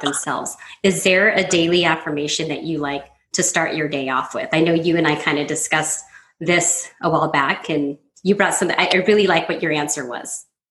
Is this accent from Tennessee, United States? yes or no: no; Southern California, United States; now in Las Vegas, United States; I grew up in Southern California as well.